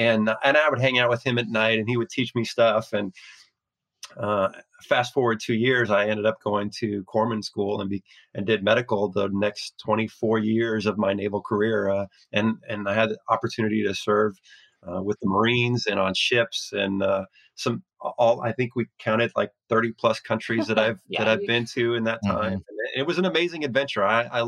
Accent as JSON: {"language": "English", "region": "Oregon", "country": "United States", "tie": "born or raised there", "also_born_or_lived": "Washington / Arizona / San Diego", "said": "I've lived in Washington. I grew up in Oregon. I lived in Washington, lived in Arizona."}